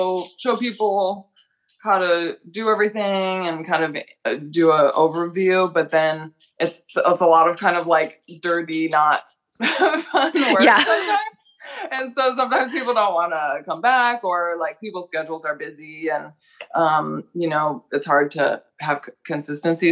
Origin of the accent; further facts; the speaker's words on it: Illinois, United States; moved away as an adult; now in Oregon, United States; I'm from Illinois